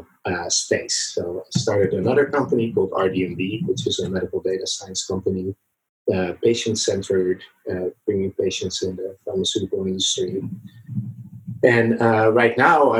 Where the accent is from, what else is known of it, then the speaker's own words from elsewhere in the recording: Netherlands; moved away as an adult; also born or lived in San Francisco Bay Area, United States; now in San Francisco, United States; I was born in the Netherlands in Europe, and I came to the Bay Area, San Francisco, about 6 years ago